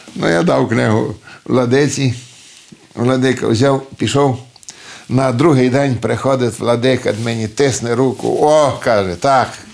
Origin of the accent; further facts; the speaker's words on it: Bistra, Maramureș County, Romania; accent: Hutsul; first language Ukrainian (Hutsul dialect); син цього села, село Бестрий, Марамуришу. Тут народився я